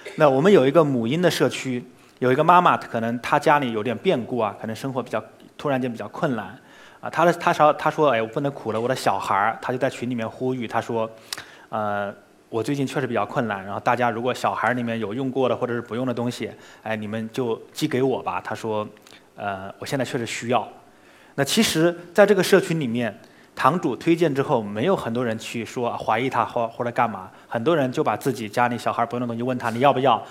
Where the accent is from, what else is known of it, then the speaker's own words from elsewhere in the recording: Hangzhou, Zhejiang, China; 比如说西湖， 我肯定 逛了，从小到大我逛了无数圈儿了